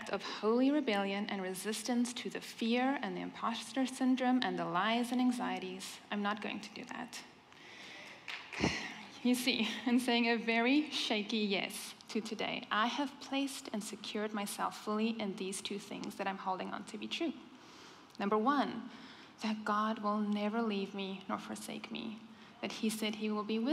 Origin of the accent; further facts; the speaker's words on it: South Africa; first language Afrikaans; English is a second language; moved away; I am the other South African here